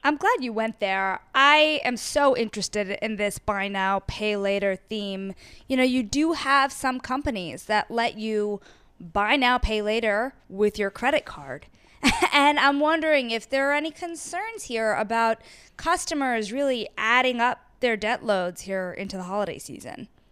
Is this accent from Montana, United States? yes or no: no; Paramus, New Jersey, United States; I grew up in Paramus, New Jersey